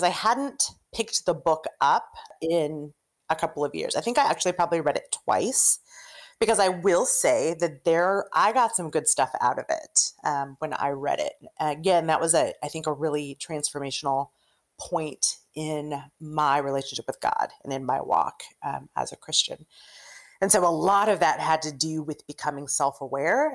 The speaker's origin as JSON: {"language": "English", "region": "Oregon", "country": "United States", "moved": "as an adult", "lives_now": "New York City, United States", "said": "I'm originally from Oregon"}